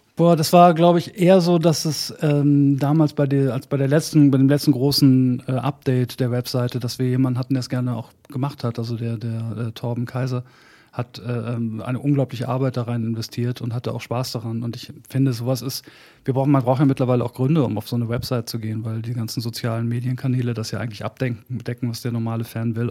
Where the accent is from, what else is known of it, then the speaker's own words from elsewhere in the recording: Bad Salzuflen, North Rhine-Westphalia, Germany; moved away; also born or lived in Hamburg; in Bad Salzuflen, wo ich angefangen habe, wo ich aufgewachsen bin, angefangen habe, Musik zu machen